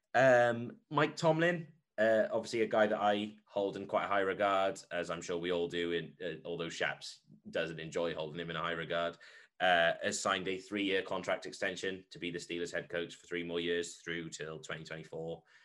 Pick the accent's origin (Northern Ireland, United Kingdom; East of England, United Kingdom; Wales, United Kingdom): Wales, United Kingdom; I'm from Wales.